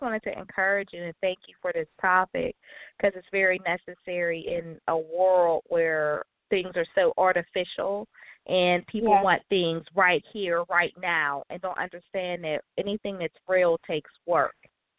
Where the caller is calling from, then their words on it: Pittsburgh, Pennsylvania, United States; I'm calling from Pittsburgh.